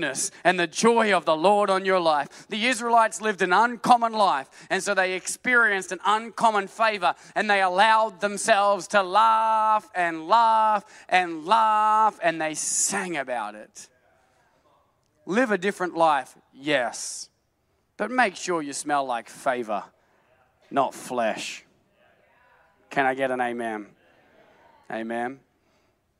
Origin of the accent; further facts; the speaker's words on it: Australia; I'm an Aussie